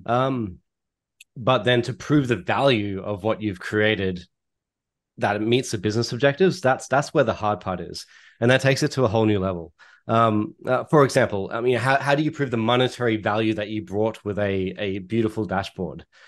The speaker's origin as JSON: {"language": "English", "country": "Australia", "accent": "Australian", "moved": "yes", "lives_now": "Toronto, Canada", "said": "my accent is Australian, and I'm based out of Toronto, Canada"}